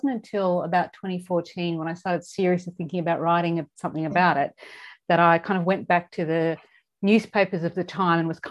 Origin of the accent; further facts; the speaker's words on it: southeast Queensland, Australia; I grew up in Queensland, but I grew up in the southeast corner of the state